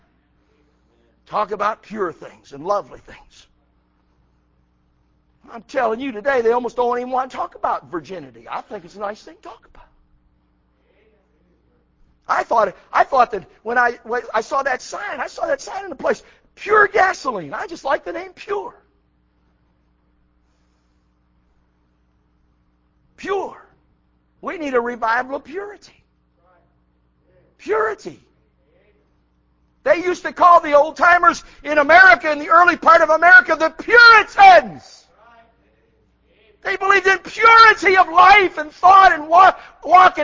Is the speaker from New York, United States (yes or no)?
yes; Buffalo, New York, United States; moved away as an adult; also born or lived in South Carolina; I came from New York. Buffalo, New York